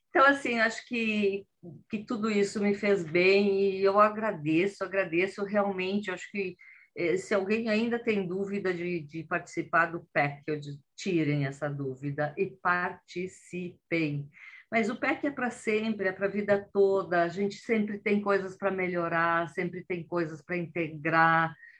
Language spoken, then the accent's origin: Portuguese; Brazil; moved away as an adult; now in Italy; quando eu tinha 44 anos, eu fiz uma grande mudança, que eu saí do Brasil e vim parar na Itália